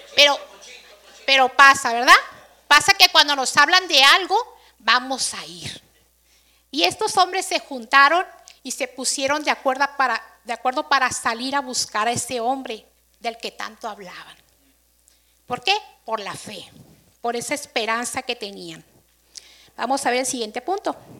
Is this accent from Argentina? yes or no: no; Mexico; Aquí todos festejamos, como buen mexicano